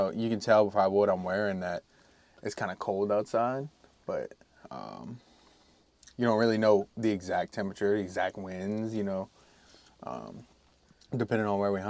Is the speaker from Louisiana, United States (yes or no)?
yes; Louisiana, United States; I'm Cajun, bro.